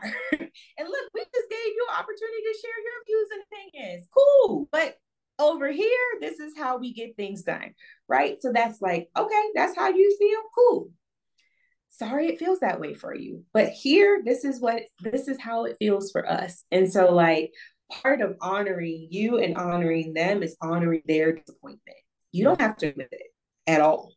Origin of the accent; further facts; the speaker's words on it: Northeast Ohio, United States; moved away as an adult; now in Accra, Ghana; I am Ohio native, born and raised in Northeast Ohio